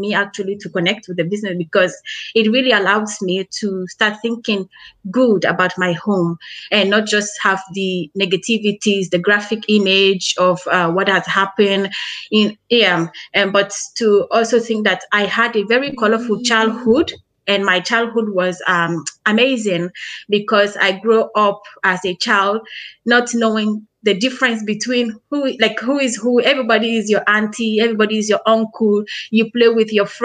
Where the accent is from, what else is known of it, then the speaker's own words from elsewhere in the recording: Sierra Leone; now in Australia; I am Australian Sierra Leonean